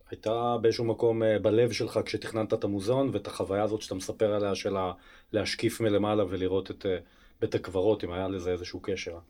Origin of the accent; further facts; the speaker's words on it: Beersheba, Southern District, Israel; גדלתי בשכונה הצמודה